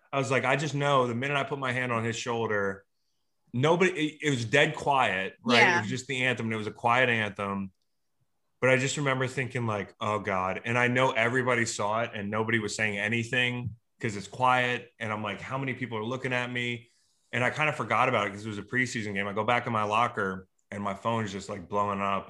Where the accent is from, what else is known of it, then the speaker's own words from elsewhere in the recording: Charlottesville, Virginia, United States; I'm from Charlottesville